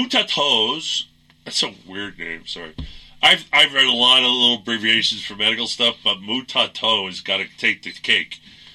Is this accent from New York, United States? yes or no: yes; New York, United States; accent: New York; I'm a New Yorker. When I get angry, my New York comes out. I haven't been to New York in a long time. And I've made it a point to get rid of most of what is New York accent and etc.